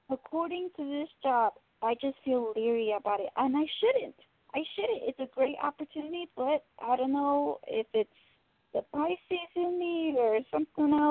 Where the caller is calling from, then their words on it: Tennessee, United States; I'm calling from Tennessee